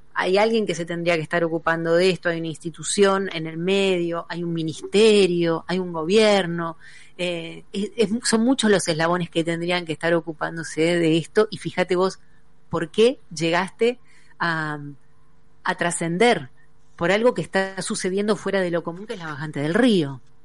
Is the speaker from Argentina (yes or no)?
yes; Argentina; como argentinos